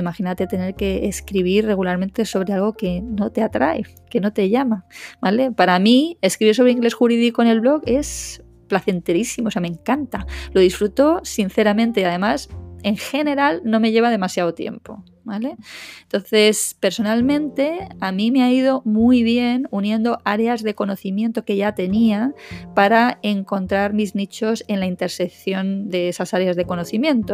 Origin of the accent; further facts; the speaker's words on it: Madrid, Community of Madrid, Spain; moved away as an adult; now in Málaga, Spain; dejar atrás la abogacía en Madrid, que es donde yo me crié, aunque soy malagueña de nacimiento